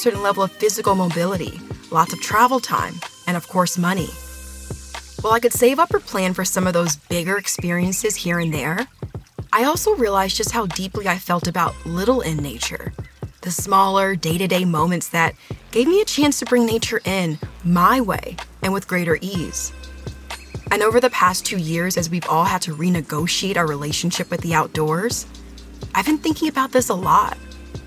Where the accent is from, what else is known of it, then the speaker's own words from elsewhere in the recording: Los Angeles, California, United States; As a kid growing up in Los Angeles